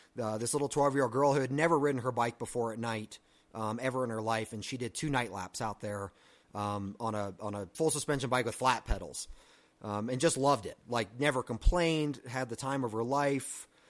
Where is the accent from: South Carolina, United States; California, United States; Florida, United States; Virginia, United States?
Virginia, United States; moved away; I'm originally from Virginia